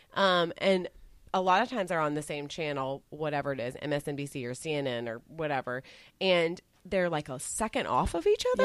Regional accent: Texas, United States; I grew up in Texas

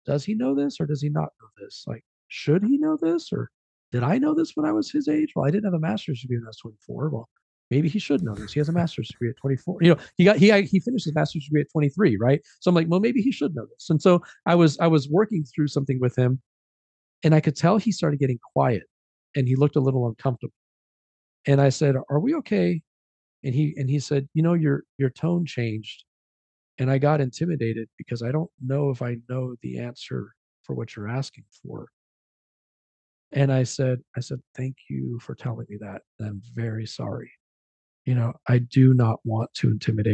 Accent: United States; also born or lived in Mexico; brought me over to the US, just me. I came to the US. And so I started my life, you know, here in the US at just a few months old

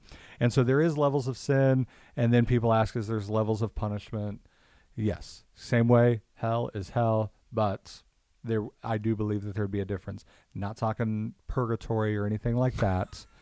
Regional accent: Kansas City, United States; I'm from Kansas City

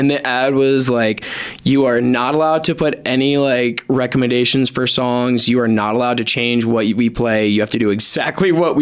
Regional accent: Virginia Beach, Virginia, United States; now in Colorado, United States; I'm from Virginia Beach originally

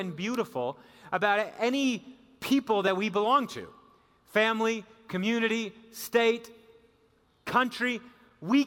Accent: central Wisconsin, United States; moved away; also born or lived in Oklahoma; I'm born and raised central Wisconsin

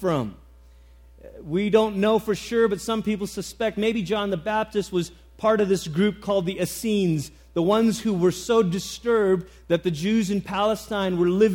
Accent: Malaysia; moved away; I grew up in Malaysia

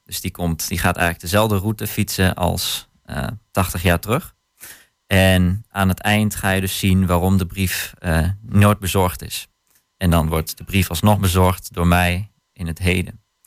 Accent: Hattem, Gelderland, Netherlands; het gebied waar ik vandaan kom, dus eh, Zwolle Hattem

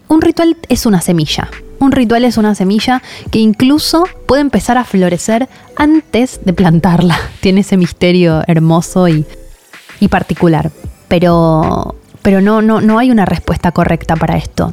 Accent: Argentina

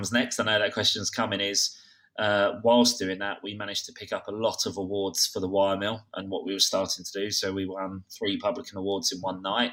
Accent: Kent, South East England, United Kingdom; I'm from Kent

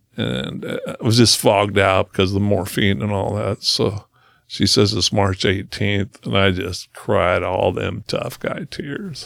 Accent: Brownsville, Oregon, United States; I grew up in Brownsville, Oregon, which is, uh, the coolest town.

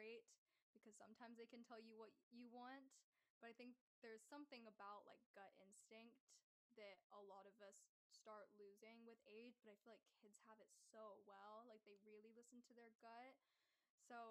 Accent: near Atlanta, Georgia, United States; also born or lived in Athens, Georgia; growing up near Atlanta was really sweet

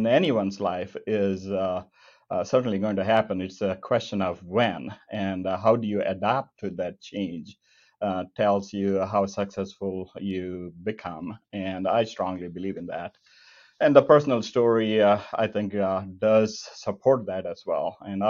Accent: rural southern India, India; moved away as an adult; now in Kansas City, United States; I was born and brought up in rural southern India in a lower middle class family.

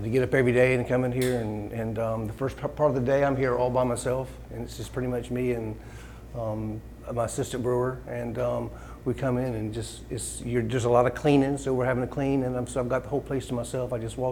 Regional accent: Morehead City, North Carolina, United States; I grew up in Moorhead. So I've lived here my entire life.

